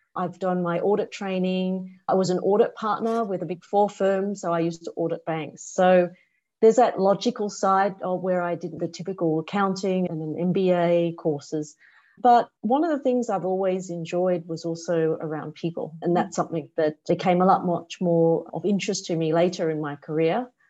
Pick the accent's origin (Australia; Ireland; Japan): Australia; moved away as an adult; now in Singapore; I grew up in Australia